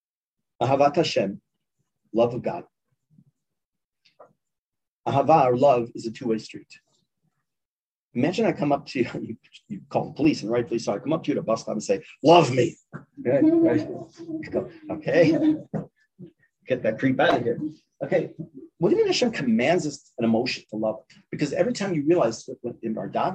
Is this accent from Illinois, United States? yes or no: yes; Chicago, Illinois, United States; moved away as an adult; now in Ma'ale Adumim, Israel; Born and bred in Chicago.